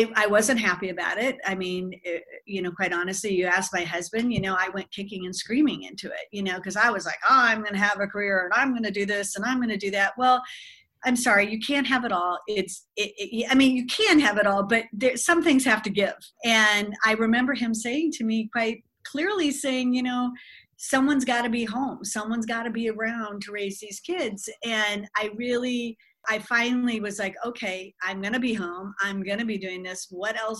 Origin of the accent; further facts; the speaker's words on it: Southern California, United States; moved away as an adult; also born or lived in Bluefield, West Virginia; now in Milwaukee, United States; I'm from Southern California